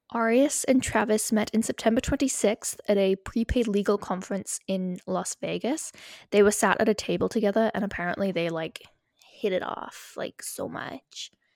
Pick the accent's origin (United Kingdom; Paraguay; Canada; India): United Kingdom; we are British.